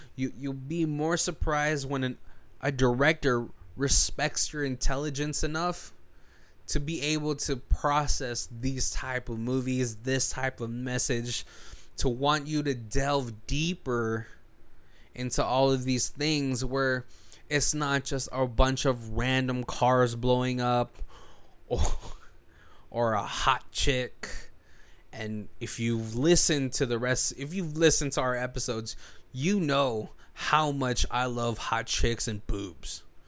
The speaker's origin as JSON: {"language": "English", "country": "United States", "tie": "born or raised there", "also_born_or_lived": "Philippines", "said": "growing up as a minority in America"}